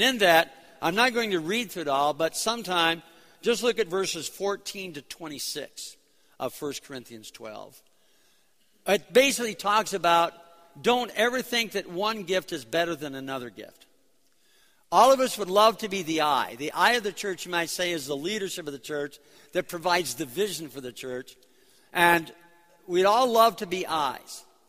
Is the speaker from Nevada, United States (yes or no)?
no; New York City, New York, United States; born there; I was born in New York City because my parents were both in the music scene in New York City back in the late 30s, early 40s.